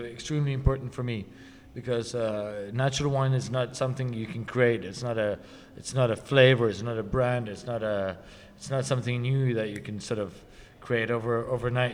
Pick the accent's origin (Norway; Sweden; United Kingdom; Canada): Norway; my hometown, hometown in Norway